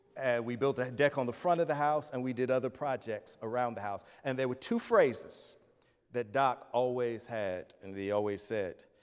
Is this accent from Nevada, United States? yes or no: no; Atlanta, Georgia, United States; moved away; I'm a kid from Atlanta.